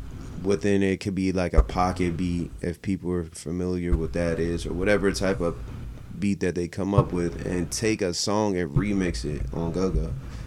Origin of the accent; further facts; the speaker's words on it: Maryland, United States; also born or lived in Washington, D.C. / Virginia; I'm from Maryland, bro.